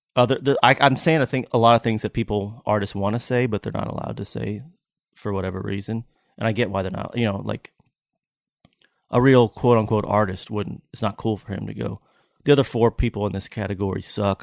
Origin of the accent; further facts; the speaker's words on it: Lexington, Kentucky, United States; now in Tennessee, United States; I'm from Lexington, Kentucky